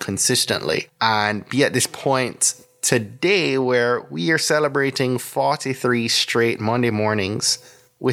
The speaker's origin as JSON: {"language": "English", "country": "Jamaica", "tie": "born or raised there", "moved": "yes", "lives_now": "United States", "said": "a Jamaican born migrant and someone who's been a US citizen for the last 15 years"}